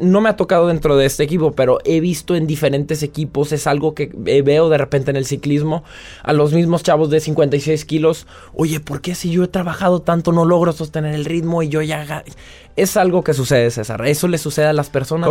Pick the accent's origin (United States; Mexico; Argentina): Mexico; moved away as an adult; now in France; yo estoy orgulloso de ser mexicano y venir de donde vengo